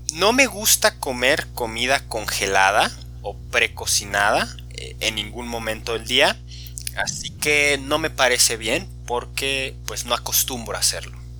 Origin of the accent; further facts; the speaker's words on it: Guadalajara, Jalisco, Mexico; en México, en mi región